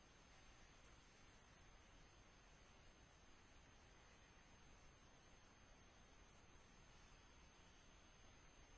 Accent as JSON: {"language": "English", "town": "Bemidji", "region": "Minnesota", "country": "United States", "tie": "born or raised there", "said": "I was born in Bemidji, Minnesota."}